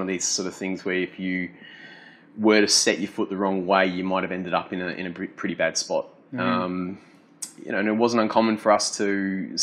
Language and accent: English; Adelaide, South Australia, Australia; I grew up in Hackham